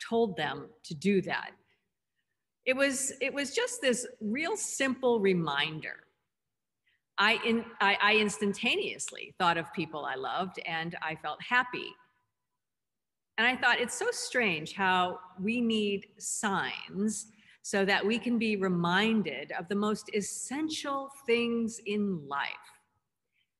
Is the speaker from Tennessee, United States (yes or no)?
no; Southern California, United States; growing up in Southern California